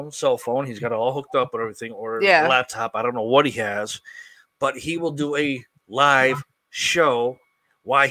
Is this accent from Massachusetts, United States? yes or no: yes; Springfield, Massachusetts, United States; also born or lived in Florida; I'm from Springfield, Massachusetts